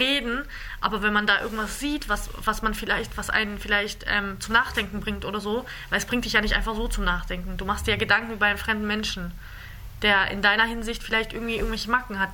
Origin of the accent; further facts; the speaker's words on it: Germany; ich bin in Deutschland, ich bin hier aufgewachsen.